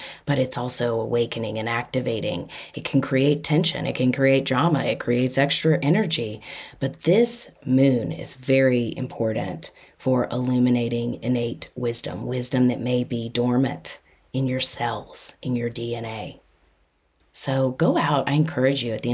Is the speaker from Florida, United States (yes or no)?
no; Austin, Texas, United States; I was born in Austin, Texas on October 8 at 11:45 p.m.